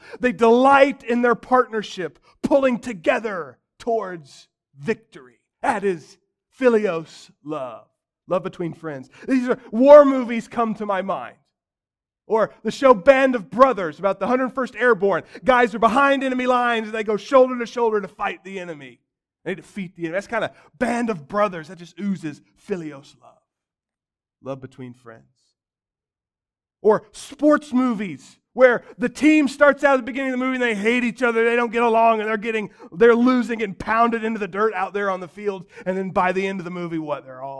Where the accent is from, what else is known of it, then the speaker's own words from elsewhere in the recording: Missouri, United States; I grew up outside of Kansas City. They're this natural fit. I love the Chiefs.